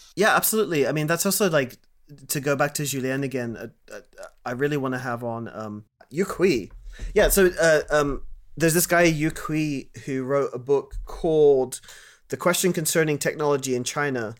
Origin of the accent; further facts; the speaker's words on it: Kuwait; I grew up in Kuwait